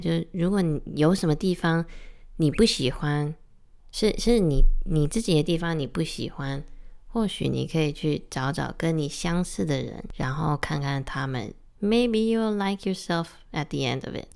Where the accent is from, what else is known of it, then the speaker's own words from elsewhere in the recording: Taiwan; first language English; Chinese is a second language; 我来台湾的时候，我小学二三年级来台湾